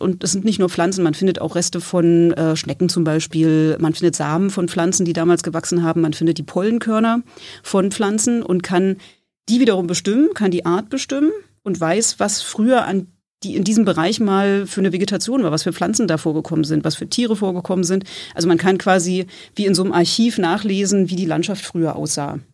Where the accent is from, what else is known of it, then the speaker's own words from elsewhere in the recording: Berlin, Germany; moved away as an adult; now in Greifswald, Germany; ich komme ursprünglich hier aus Berlin